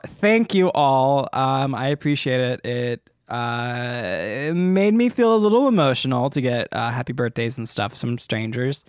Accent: United States; me as an American viewer, an American viewer who is not, um, in a formal religion like

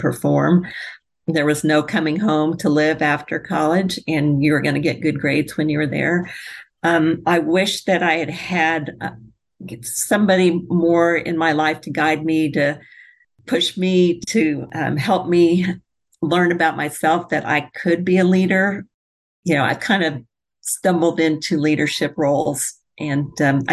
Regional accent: Topeka, Kansas, United States; also born or lived in Englewood, New Jersey / Montana; now in Plano, United States; I grew up in Topeka, Kansas

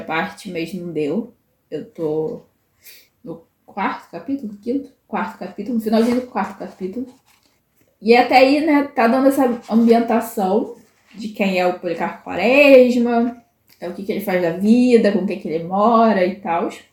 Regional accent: Brazil; como boa brasileira

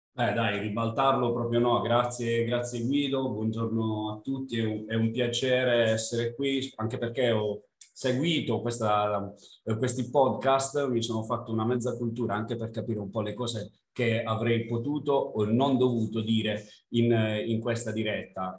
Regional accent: north of Bari province, Apulia, Italy; accent: southern; da buon pugliese vengo da nel, sono nel nord barese

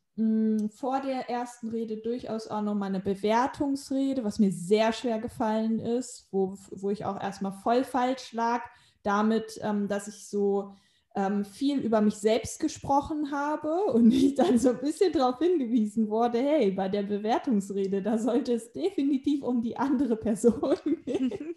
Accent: Hanover, Lower Saxony, Germany; moved away as an adult; also born or lived in Spain; in meiner Heimatstadt in Hannover

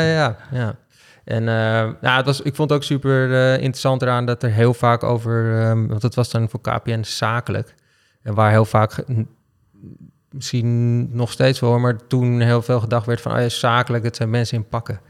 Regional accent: Amsterdam, North Holland, Netherlands; Ik ben geboren in Amsterdam-Noord. Dus ik ben eh, een, eh, in mijn optiek echte Amsterdammer.

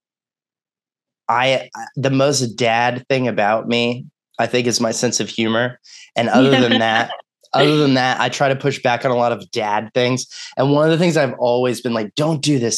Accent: Texas, United States; moved away; I'm from Texas.

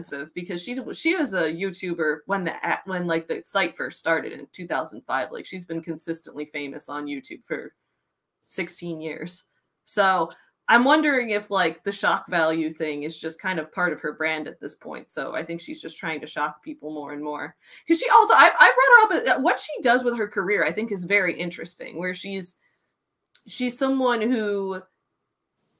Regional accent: United States; I am American

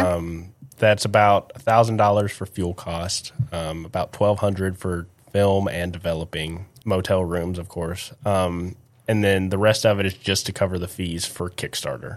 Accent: Midland, Texas, United States; also born or lived in College Station, Texas; I'm from West Texas

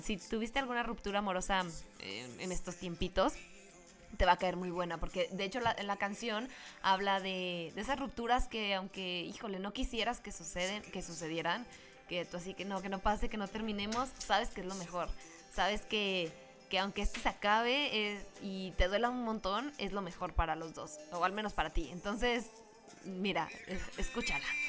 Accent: Mexico; como los mexicanos somos

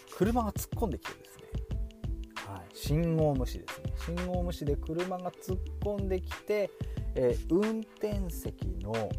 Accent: Fukushima, Japan; moved away as an adult; 東北の福島県出身

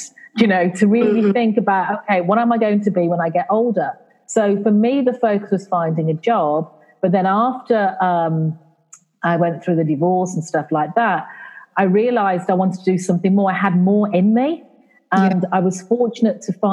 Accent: England, United Kingdom; accent: English; now in Caribbean; my accent, it's English. Mm-hmm. Even though I live in the Caribbean, I am of Caribbean parentage

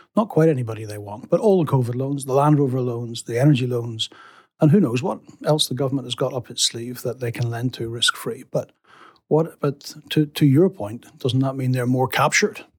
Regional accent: England, United Kingdom; as an Englishman

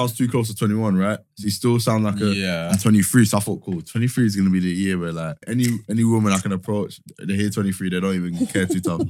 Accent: Barbados; Tevin's cousin. I'm from Barbados. man. I'm 23.

